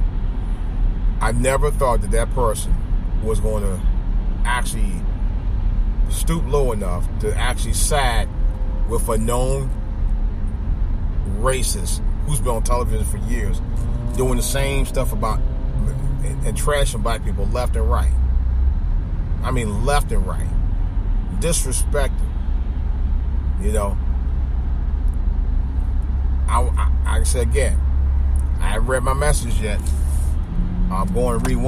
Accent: Cleveland, Ohio, United States; It's really my second hometown, but it's as much my hometown as the entire city of Cleveland itself. East Cleveland

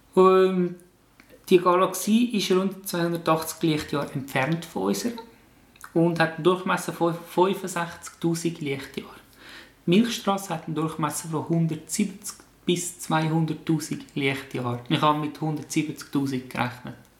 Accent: Switzerland; bei uns in der Schweiz

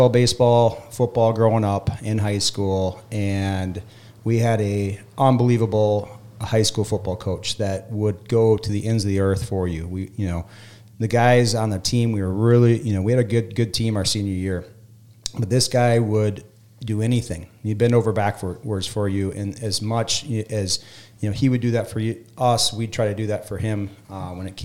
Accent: West Central Minnesota, United States; Being a kid from a town of 400 on the west central border of Minnesota.

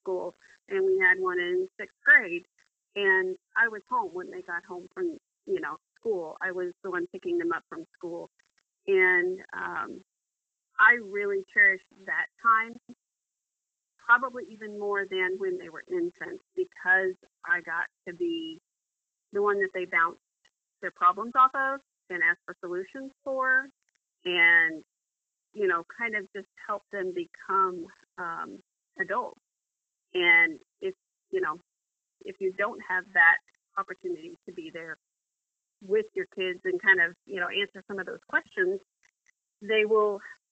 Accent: Missouri, United States; also born or lived in Virginia; So we moved from Missouri to Virginia and lived there for 4 years before coming back to Missouri

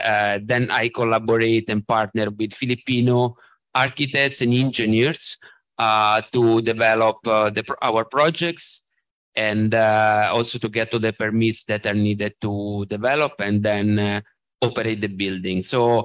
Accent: Italy; moved away as an adult; now in Philippines; And as you said, I am from Italy, but I moved here in 2009, actually 2008.

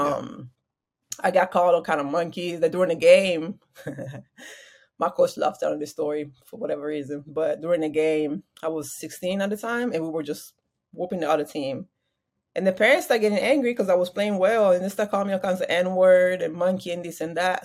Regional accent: Parma, Emilia-Romagna, Italy; moved away as an adult; also born or lived in Waco, Texas; I was born in Italy, um, Parma, Italy.

